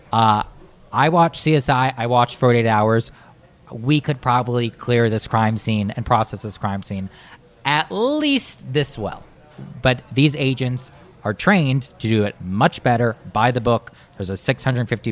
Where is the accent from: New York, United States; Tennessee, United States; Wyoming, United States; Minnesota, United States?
Minnesota, United States; Marshall; I grew up in Marshall, Minnesota, not far from a reservation.